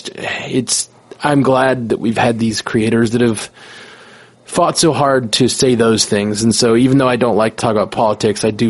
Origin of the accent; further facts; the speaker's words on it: Alabama, United States; I grew up in Alabama